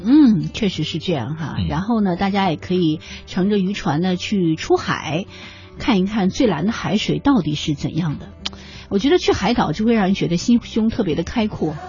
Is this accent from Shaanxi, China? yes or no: yes; Xi'an, Shaanxi, China; 我是西安人嘛哎，我去兵马俑应该去过几次